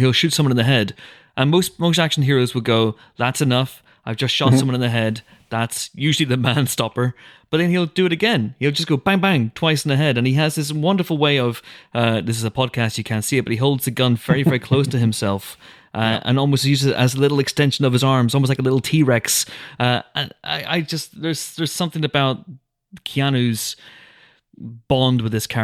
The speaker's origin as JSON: {"language": "English", "region": "Northern Ireland", "country": "United Kingdom", "said": "I'm Northern Irish"}